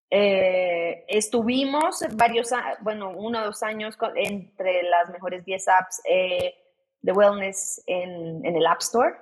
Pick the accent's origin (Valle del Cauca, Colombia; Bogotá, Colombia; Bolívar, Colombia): Bogotá, Colombia; soy colombiana, soy de Bogotá